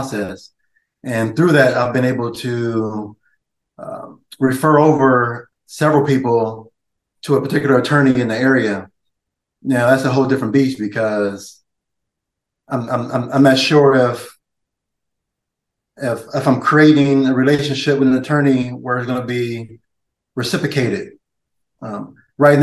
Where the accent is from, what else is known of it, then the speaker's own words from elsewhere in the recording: California, United States; moved away as an adult; now in Atlanta, United States; I'm actually new to the area, so I'm originally from California